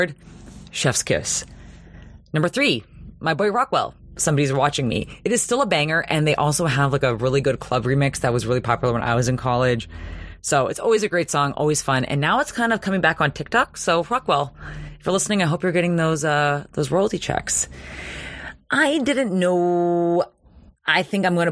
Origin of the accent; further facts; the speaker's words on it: Toronto, Ontario, Canada; I grew up in Toronto, Ontario